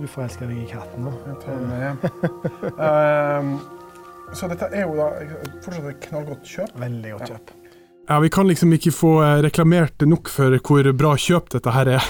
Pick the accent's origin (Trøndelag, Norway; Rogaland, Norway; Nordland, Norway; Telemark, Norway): Nordland, Norway; Mo i Rana; i Mo i Rana, i min hjemby